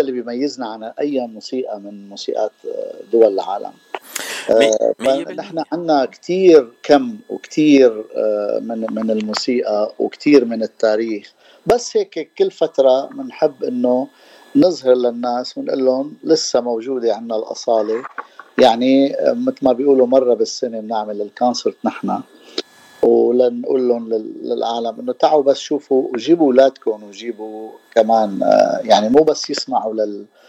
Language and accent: Arabic; Damascus, Damascus Governorate, Syria; moved away as an adult; also born or lived in San Diego, United States; now in Los Angeles, United States; انا من دمشق من سوريا وصار لي 32 سنه من سنه 1990 1990 انا بلوس انجلوس